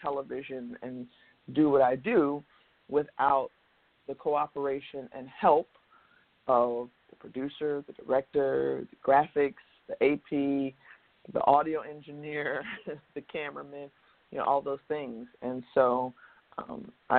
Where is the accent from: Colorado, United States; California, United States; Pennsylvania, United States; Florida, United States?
Florida, United States; Tampa; moved away; my hometown of Tampa